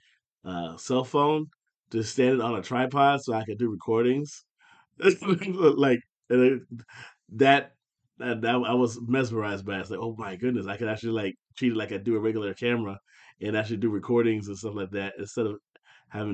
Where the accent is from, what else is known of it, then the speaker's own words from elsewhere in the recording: Findlay, Ohio, United States; my hometown of Findlay